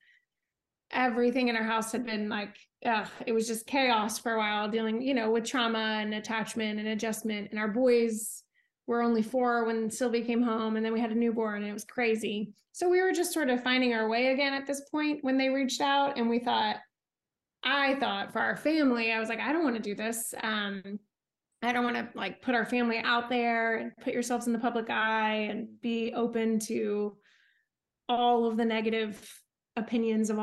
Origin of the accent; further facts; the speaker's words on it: Orlando, Florida, United States; moved away as an adult; now in Bentonville, United States; I'm actually from Orlando